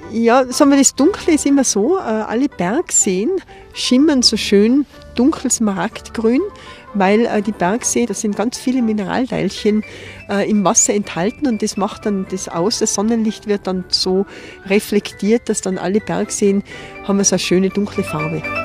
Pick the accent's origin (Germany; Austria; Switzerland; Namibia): Austria; Tyrol; bei uns in Tirol